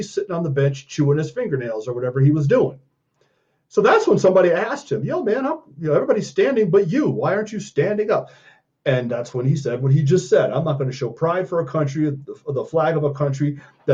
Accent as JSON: {"language": "English", "town": "Colorado Springs", "region": "Colorado", "country": "United States", "tie": "born or raised there", "said": "District 49 here in my hometown of Colorado Springs"}